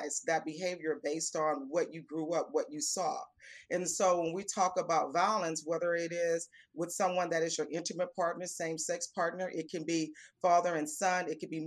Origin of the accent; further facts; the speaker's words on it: Houston, Texas, United States; also born or lived in San Antonio, Texas; I was actually born in San Antonio, Texas. And as a youngster, my parents moved here to Houston, and so I grew up in Houston, Texas.